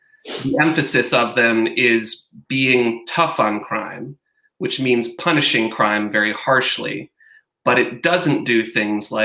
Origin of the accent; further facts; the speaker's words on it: Grand Rapids, Michigan, United States; also born or lived in Virginia; I live in Grand Rapids, which is the city I grew up in. I grew up here